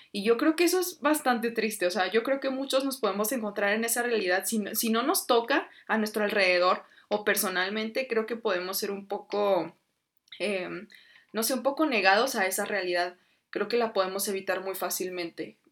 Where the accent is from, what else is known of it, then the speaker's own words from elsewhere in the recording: Mexico; nosotros somos mexicanos